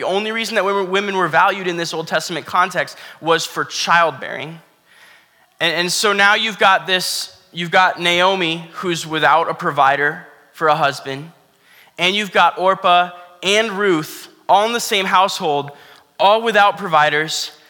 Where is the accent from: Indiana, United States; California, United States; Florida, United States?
Florida, United States; I grew up in Florida